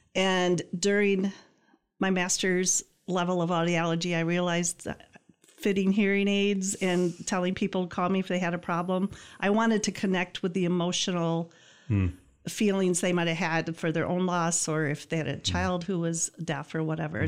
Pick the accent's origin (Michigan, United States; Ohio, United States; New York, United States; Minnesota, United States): Michigan, United States; Greenville; I grew up in Greenville, small